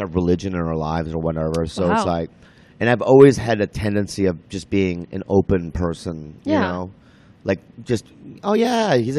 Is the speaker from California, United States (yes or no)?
yes; San Diego, California, United States; also born or lived in Minnesota; I grew up in Minnesota and then San Diego. And I lived in San Diego pretty much all my life.